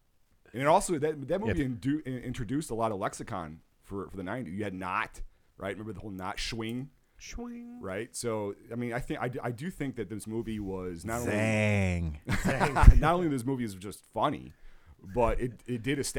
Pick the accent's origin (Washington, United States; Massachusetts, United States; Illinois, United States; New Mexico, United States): Illinois, United States; And we're from Illinois